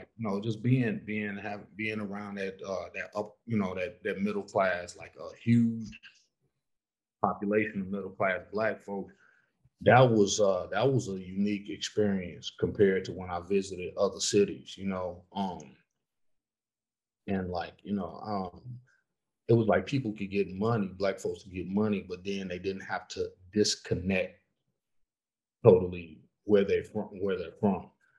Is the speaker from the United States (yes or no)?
yes; Southfield, Michigan, United States; moved away; also born or lived in Detroit, Michigan; I'm from Southfield though. I'm outside the city.